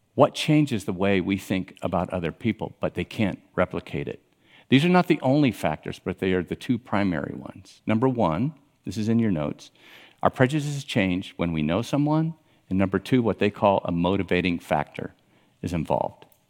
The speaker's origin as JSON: {"language": "English", "town": "Miami", "region": "Florida", "country": "United States", "tie": "born or raised there", "said": "I grew up in Miami"}